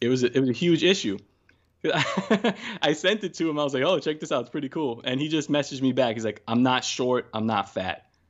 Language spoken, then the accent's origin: English; New York City, New York, United States; born and raised in New York and Brooklyn